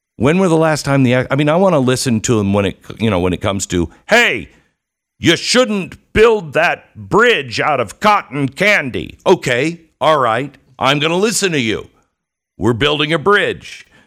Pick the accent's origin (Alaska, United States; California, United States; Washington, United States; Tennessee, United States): Washington, United States; Mount Vernon; I grew up in Mount Vernon, Washington.